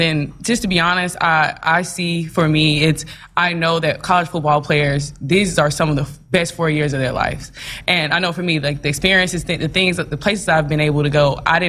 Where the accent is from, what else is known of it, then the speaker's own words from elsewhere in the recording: Birmingham, Alabama, United States; moved away as an adult; also born or lived in Nashville, Tennessee / Beaumont, Texas; now in Lincoln, United States; Okay, well, I'm originally from Birmingham, Alabama, so I'm a long way from home.